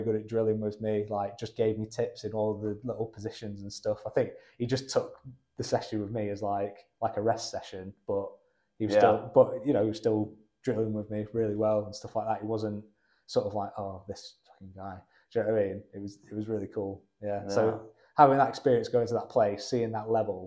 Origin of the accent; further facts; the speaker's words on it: Rochdale, North West England, United Kingdom; moved away as an adult; now in Loughborough, United Kingdom; I'm originally from Rochdale